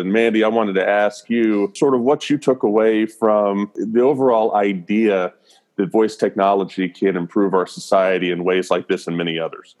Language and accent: English; the South, United States; now in Nashville, United States; I'm born and raised in the South, live in Nashville